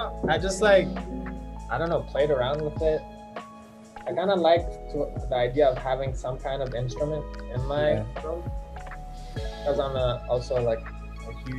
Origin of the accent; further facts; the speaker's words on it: Iran; where are you from? And I was like, Iran.